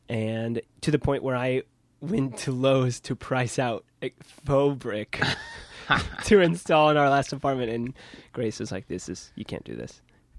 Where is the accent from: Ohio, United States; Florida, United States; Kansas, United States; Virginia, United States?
Kansas, United States; moved away as an adult; now in Brooklyn, United States; So I'm from Kansas.